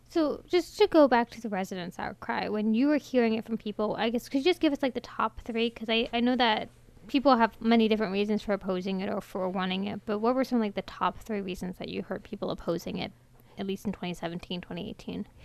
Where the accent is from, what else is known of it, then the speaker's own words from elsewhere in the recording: Ellicott City, Maryland, United States; I grew up in Ellicott City, which is a historic district